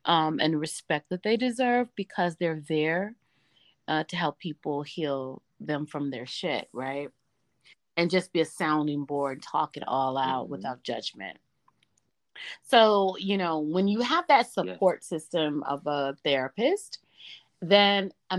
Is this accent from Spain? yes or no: no; the South, United States; And I was raised in the South, and that's not something we talked about because there was a church on every corner.